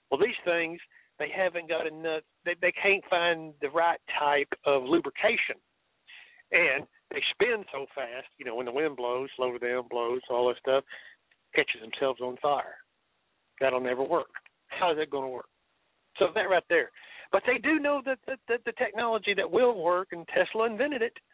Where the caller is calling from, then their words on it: Dallas, Texas, United States; Yeah, I was a gunslinger from Dallas, Texas.